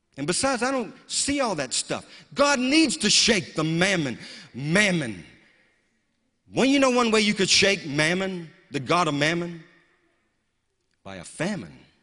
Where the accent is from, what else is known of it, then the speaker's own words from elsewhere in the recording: the South, United States; a little kid growing up in the South